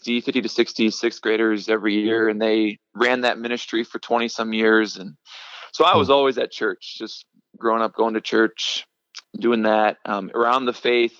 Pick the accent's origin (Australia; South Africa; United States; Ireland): United States; Omaha, Nebraska; moved away as an adult; now in Denver, United States; I grew up in Nebraska